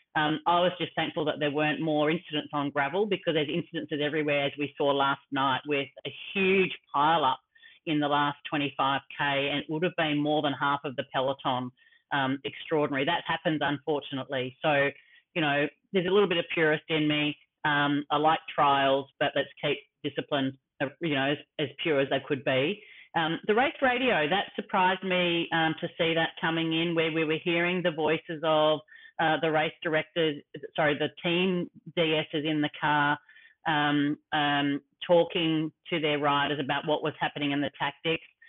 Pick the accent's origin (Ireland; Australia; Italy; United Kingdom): Australia; me as an Australian